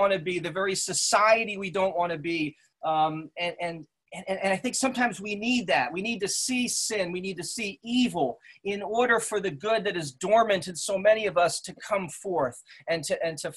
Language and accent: English; West Caldwell, New Jersey, United States; I grew up in Essex County in West Caldwell, a predominantly white community, son of Swiss immigrants